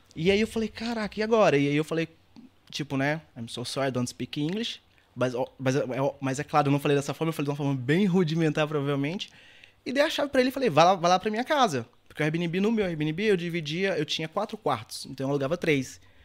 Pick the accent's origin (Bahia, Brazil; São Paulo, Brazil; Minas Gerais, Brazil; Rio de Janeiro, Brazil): Minas Gerais, Brazil; Governador Valadares; moved away as an adult; also born or lived in Belo Horizonte / Serra da Estrela, Portugal / Scotland; eu nasci em Belo Horizonte, na capital, fui para Valadares e cresci lá trabalhava, estudava, tudo aquilo